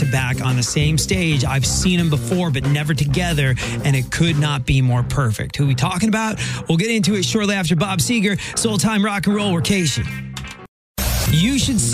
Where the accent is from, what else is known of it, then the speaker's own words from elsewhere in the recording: England, United Kingdom; now in St. Louis, United States; growing up in England